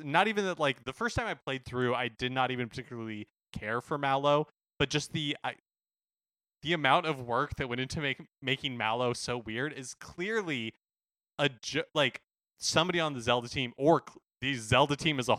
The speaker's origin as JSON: {"language": "English", "town": "Seattle", "region": "Washington", "country": "United States", "said": "I'm from Seattle. I'm totally cool with it."}